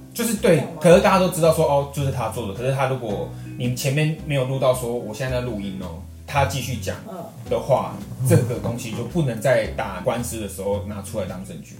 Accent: Taiwan; 我觉得身为台湾人

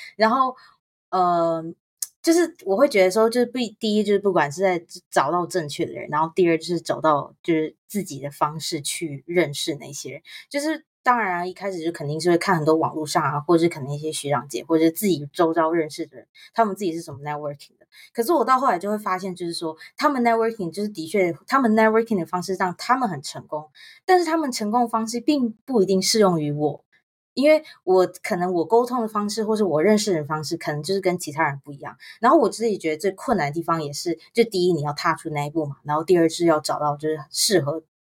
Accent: Taiwan; moved away; 我是台湾长大

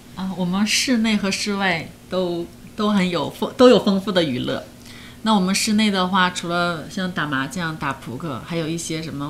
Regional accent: Heilongjiang, China; moved away as an adult; now in Taiwan; 我们的那边的哈尔滨的女孩其实是很爱漂亮的，她们都不会穿得那么，呃，多，也不会戴手，手套，也不会说戴着围脖啊、帽子

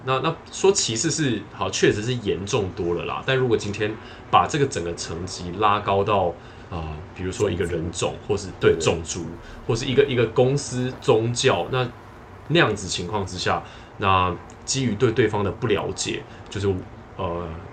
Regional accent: Taiwan; also born or lived in Netherlands; 如果是在台湾的话，因为我，我， 我就是土生土长的嘛

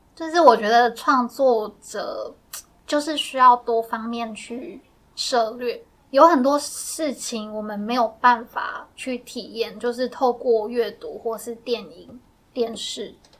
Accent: Miaoli County, Taiwan; accent: Sixian Hakka; 因为我自己是客家人，我是对苗栗的客家人，然后我的客家话就是可能一般的生活用语还可以

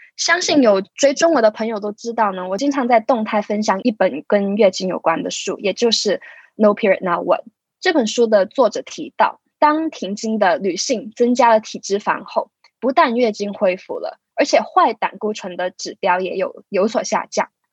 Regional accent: Hong Kong; 我来自香港，是位准物理治疗学生

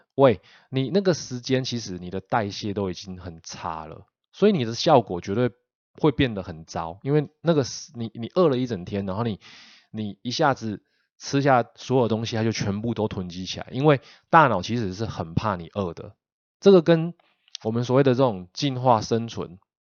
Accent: Taiwan; 我们台湾人

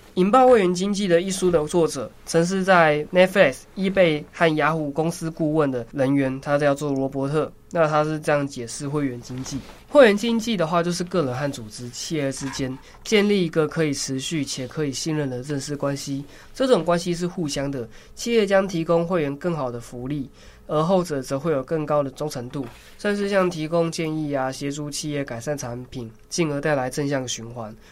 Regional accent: Taiwan; 我们台湾人

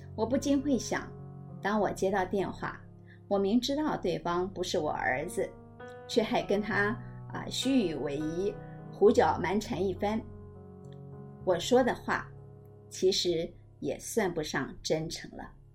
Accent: Taiwan; 都会让我觉得身为台湾人真的是挺让人觉得骄傲的

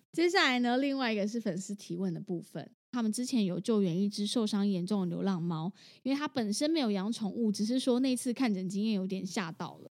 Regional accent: Taichung, Taiwan; now in Taipei, Taiwan; 我是台中人，我讲一下我台中就是从小到大吃臭豆腐的吃法

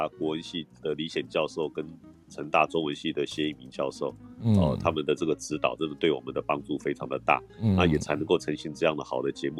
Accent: Taiwan; 对啊，其实我是台湾人啊，我讲台语嘛就好诶。

